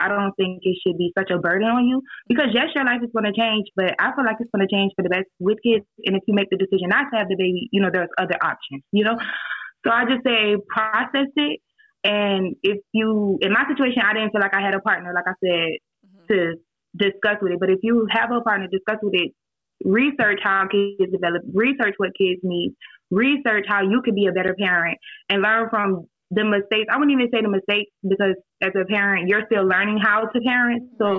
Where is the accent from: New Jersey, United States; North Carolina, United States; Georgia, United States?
Georgia, United States; Savannah; Savannah. Oh. Aren't y'all there?